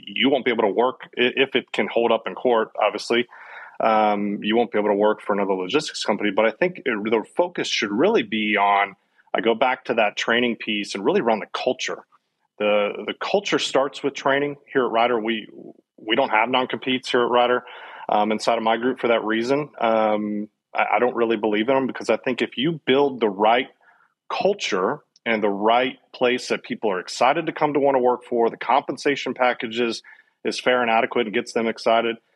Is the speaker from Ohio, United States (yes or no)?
yes; Cincinnati, Ohio, United States; moved away as an adult; now in Dallas, United States; I grew up and born and raised in Cincinnati